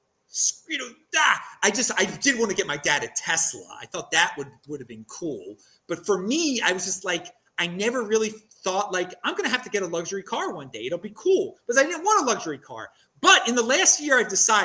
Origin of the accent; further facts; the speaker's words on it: Maryland, United States; now in Bowling Green, United States; I'm from Maryland